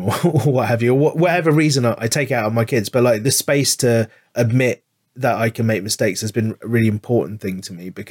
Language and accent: English; London, United Kingdom; I grew up in London